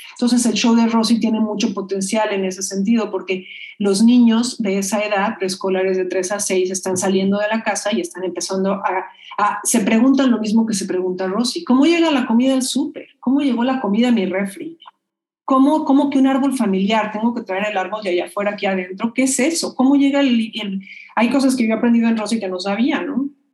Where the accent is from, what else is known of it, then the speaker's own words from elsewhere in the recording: Mexico; Yo digo de México, soy mexicana